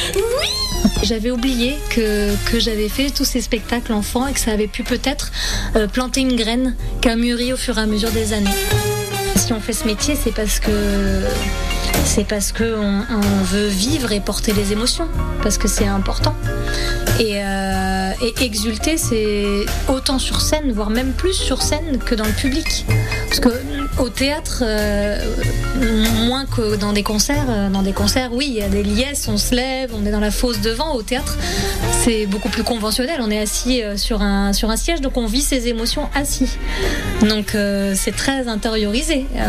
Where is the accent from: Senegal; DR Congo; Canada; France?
France; Mallemort, Provence-Alpes-Côte d'Azur; also born or lived in Pélissanne; je viens de Malmort et j'ai 43 ans.